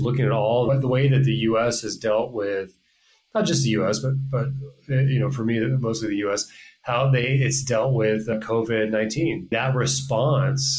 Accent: Pacific Northwest, United States; I'm from the Pacific Northwest

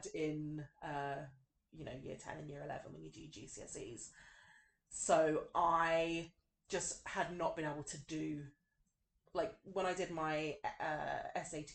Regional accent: London, United Kingdom; accent: thick West London; moved away; also born or lived in Wales; growing up in London, growing up in Kensington, Chelsea, you know, and now, like, sometimes people meet me when I'm not talking in my, like, thick West London accent

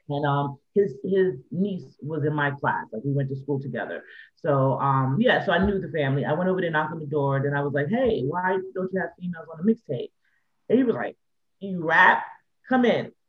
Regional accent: New York City, New York, United States; Growing up in the Bronx

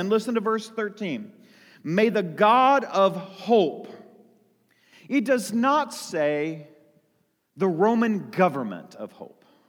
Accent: United States; I live as an American in the United States of America

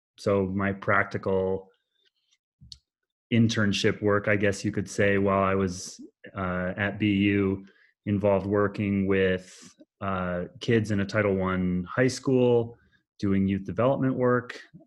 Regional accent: Oregon, United States; also born or lived in Boston, Massachusetts; when I was a really small child in Boston, which is where I actually was born, although I grew up in Oregon.

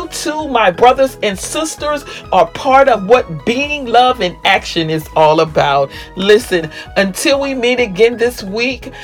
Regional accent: Louisiana, United States; moved away; also born or lived in Maryland; my hometown of Louisiana

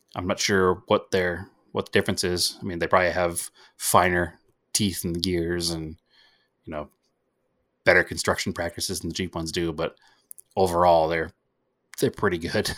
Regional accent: New England, United States; we're all from New England

